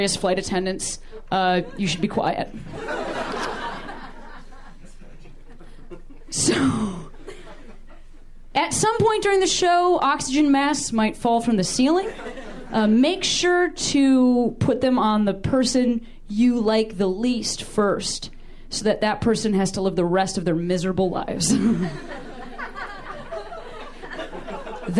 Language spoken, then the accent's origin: English; Chicago, Illinois, United States; moved away as an adult; now in Los Angeles, United States; I've only lived in L.A. for 18 months, and I'm from Chicago